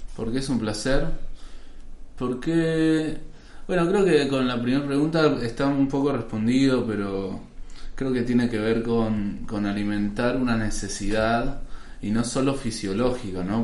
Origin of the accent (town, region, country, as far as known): Argentina